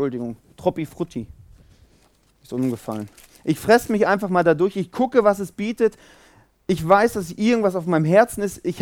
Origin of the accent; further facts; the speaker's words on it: Zurich, Switzerland; Ich komme aus Zürich.